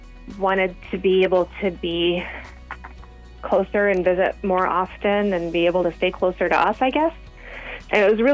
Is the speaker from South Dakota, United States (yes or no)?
no; Central California, United States; I grew up in Central California